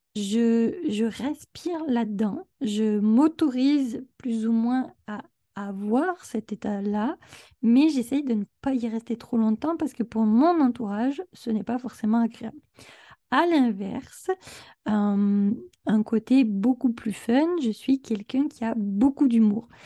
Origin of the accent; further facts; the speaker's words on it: France; now in Quebec, Canada; J'habite au Québec, mais je suis française